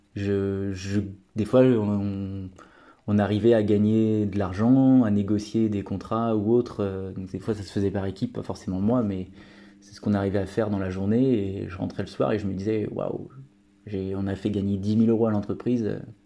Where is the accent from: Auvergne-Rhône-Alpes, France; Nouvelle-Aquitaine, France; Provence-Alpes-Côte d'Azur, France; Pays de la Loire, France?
Pays de la Loire, France; je viens de la région des Pays de la Loire